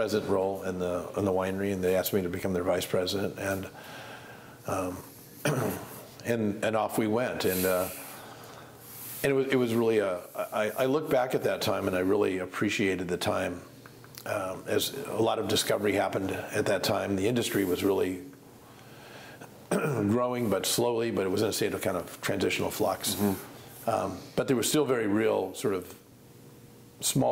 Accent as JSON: {"language": "English", "town": "McMinnville", "region": "Oregon", "country": "United States", "tie": "born or raised there", "said": "I grew up in McMinnville, so I'm a local"}